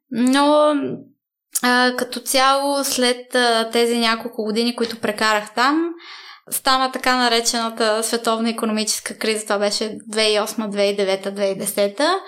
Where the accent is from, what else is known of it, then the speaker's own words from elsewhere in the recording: Italy; Ами бяхме в, живеехме в едно малко градче. Няма да забравя първия ми учебен ден. Беше много странно, защото аз не знаех и дума италиански.